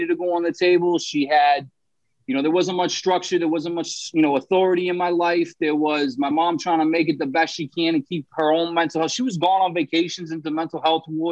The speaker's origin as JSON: {"language": "English", "town": "Somerville", "region": "Massachusetts", "country": "United States", "tie": "born or raised there", "said": "I grew up in Somerville, Massachusetts. It's like right in Boston, right outside of Boston."}